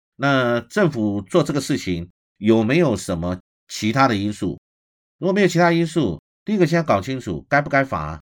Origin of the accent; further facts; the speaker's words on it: Taiwan; 我们台湾人是厚道的